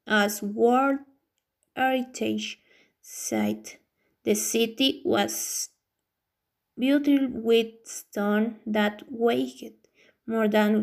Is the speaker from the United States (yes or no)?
no; Bolivia; I am from Bolivia